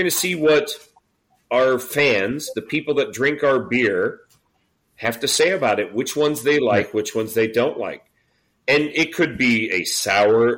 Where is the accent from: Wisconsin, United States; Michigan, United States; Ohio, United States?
Ohio, United States; Cincinnati; also born or lived in Boston; I grew up in Cincinnati, south of here, and I went to college in Boston back in the mid to late 80s